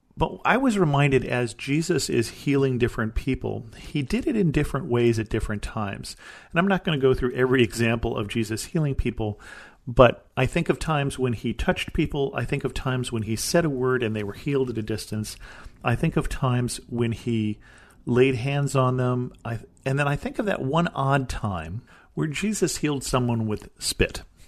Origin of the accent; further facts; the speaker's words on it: United States; as an American